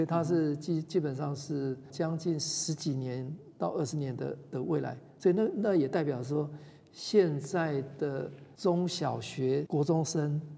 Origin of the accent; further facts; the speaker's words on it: Taitung County, Taiwan; moved away; 我是台东人哈，那，嗯。呃，从小我们在台东长大，觉得那个环境真的蛮美的